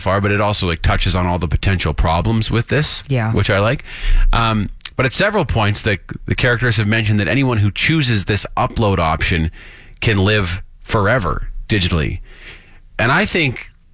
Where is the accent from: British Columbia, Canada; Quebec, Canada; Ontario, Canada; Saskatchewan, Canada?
Saskatchewan, Canada; accent: Sasky; I have a dirty Sasky accent